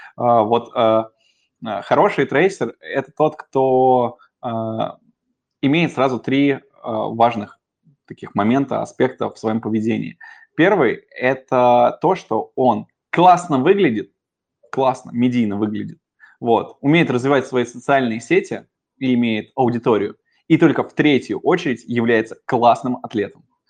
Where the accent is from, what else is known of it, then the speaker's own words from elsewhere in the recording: Moscow, Russia; я коренной москвич